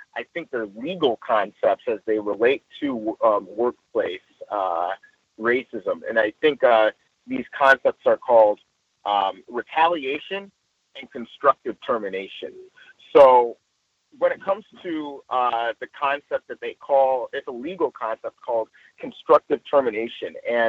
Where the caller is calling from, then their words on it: Los Angeles, California, United States; I'm reporting in from Los Angeles proper.